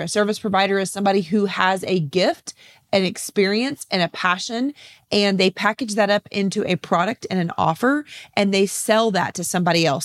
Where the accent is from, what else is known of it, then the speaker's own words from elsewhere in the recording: San Antonio, Texas, United States; here in my hometown of San Antonio, Texas.